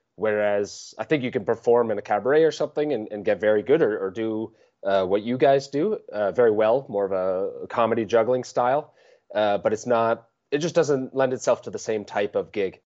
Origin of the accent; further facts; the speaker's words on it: Vermont, United States; I grew up in Vermont in the U S, in the, in the northeast of the United States.